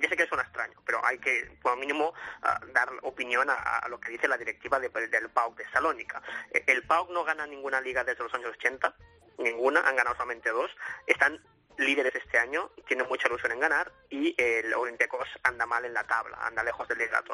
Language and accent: Spanish; Sabadell, Catalonia, Spain; los dos somos de Sabadell